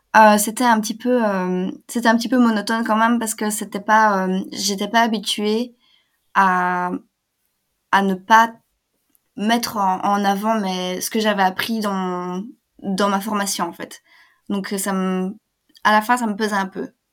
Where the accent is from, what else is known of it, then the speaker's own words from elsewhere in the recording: Belgium; je suis belge